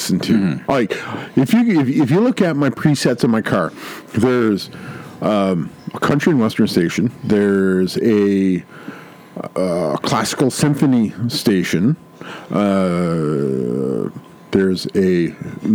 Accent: Canada; as a Canadian

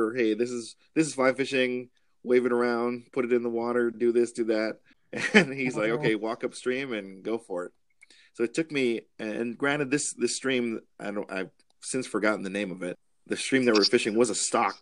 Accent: Hawaii, United States; moved away as an adult; now in Ellensburg, United States; I grew up in Hawaii

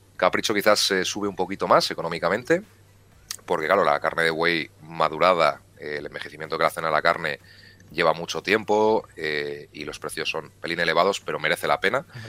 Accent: León, Castile and León, Spain; En mi tierra se come muy bien en casi todos los sitios, sobre todo en la zona de la montaña

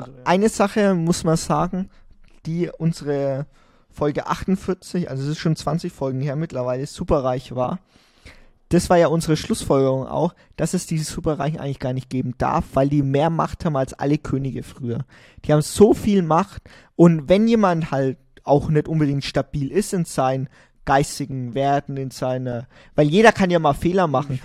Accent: Germany; wir sind als Deutsche

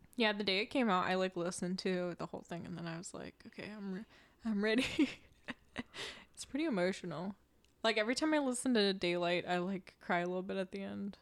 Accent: Oregon, United States; we're from Oregon

